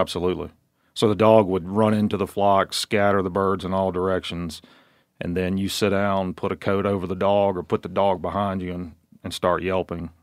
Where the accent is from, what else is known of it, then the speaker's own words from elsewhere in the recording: Virginia, United States; I grew up in Virginia as a suburban kid that got to hunt on Saturdays with his dad